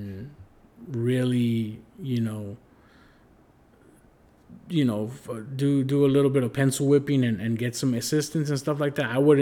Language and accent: English; United States; I'm Chicano